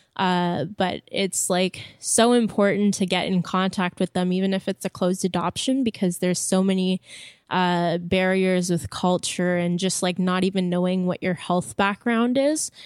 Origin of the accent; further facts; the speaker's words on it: Montreal, Quebec, Canada; first language French; English is a second language; my family comes from Wakeham Bay, but I was born and raised in Montreal